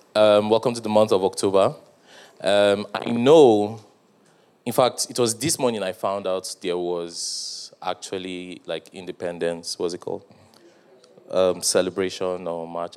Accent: Nigeria

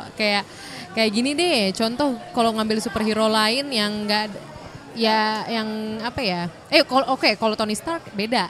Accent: Indonesia; Kita orang Indo udah resmi

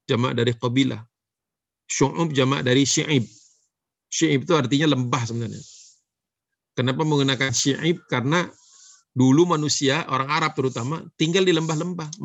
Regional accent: Java, Indonesia; Dia lupa ya saya orang Jawa.

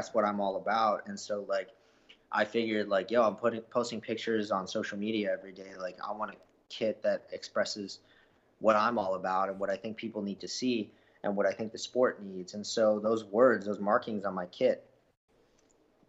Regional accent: Canada; I'm Canadian

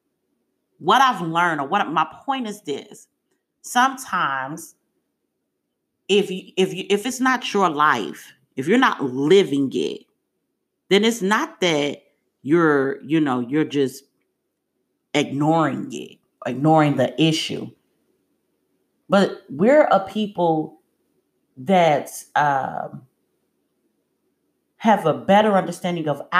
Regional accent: United States; I'm an American. No, I'm not an African

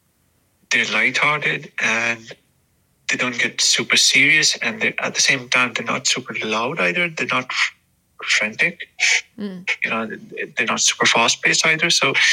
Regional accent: Pakistan; now in United Kingdom; I am originally from Pakistan, currently based in the UK.

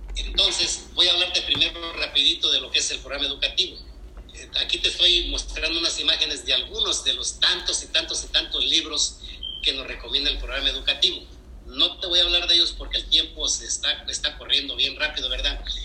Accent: Querétaro, Mexico; moved away as an adult; now in United States; yo soy de Querétaro y mi esposa también

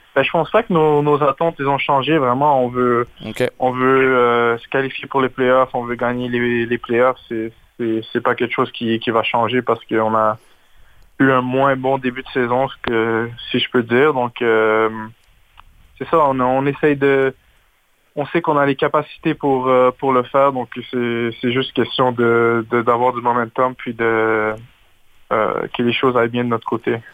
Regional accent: Laval, Quebec, Canada; j'ai grandi à Laval.

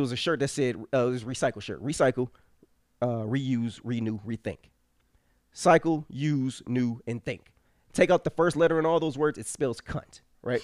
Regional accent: Cleveland, Ohio, United States; we grew up in Cleveland

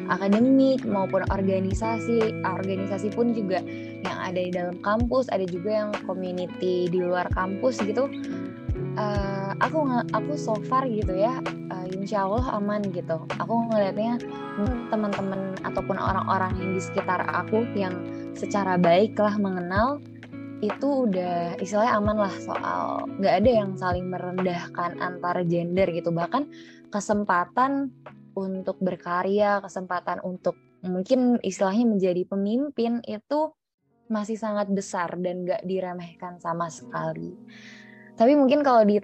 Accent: Jakarta, Indonesia; now in Malang, Indonesia; aku kan asalnya dari Jakarta ya mau aku di Jakarta mau aku di uh, sekarang di Malang gitu

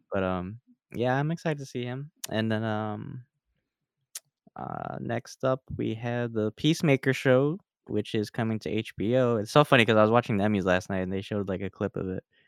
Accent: Philadelphia, Pennsylvania, United States; our home city

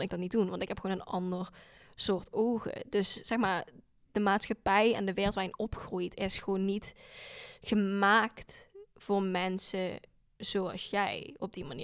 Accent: Landgraaf, Limburg, Netherlands; accent: Limburgish dialect; first language Dutch; also born or lived in South Korea / Scotland; now in Maastricht, Netherlands; ik ben geboren in Zuid-Korea en ehm, opgegroeid in Landgraaf in Limburg

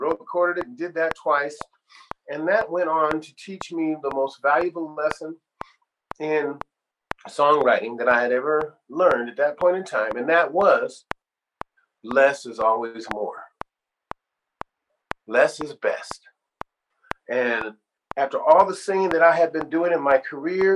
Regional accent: Sacramento, California, United States; moved away as an adult; also born or lived in Ohio; I had to leave from my hometown in Sacramento to go to the big city

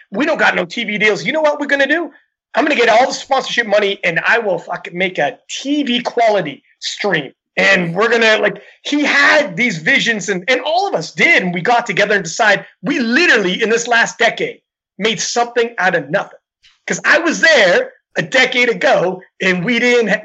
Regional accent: Canada; I'm Canadian

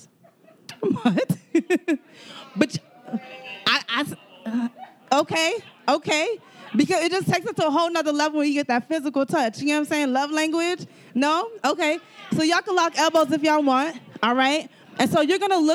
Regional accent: Miami, Florida, United States; I was born and raised in Miami

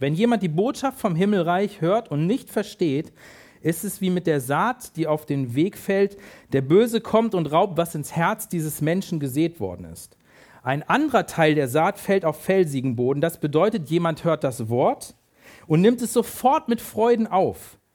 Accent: near Hanover, Lower Saxony, Germany; ich bin in der Nähe von Hannover groß geworden

